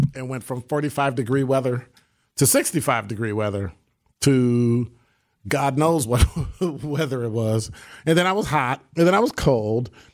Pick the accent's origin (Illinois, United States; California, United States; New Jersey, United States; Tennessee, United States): Illinois, United States; now in Wisconsin, United States; I'm from Illinois